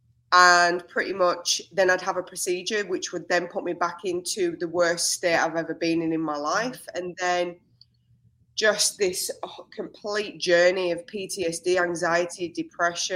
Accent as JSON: {"language": "English", "region": "England", "country": "United Kingdom", "moved": "as an adult", "lives_now": "Australia", "said": "So I'm an English woman that arrived in Australia 16 years ago"}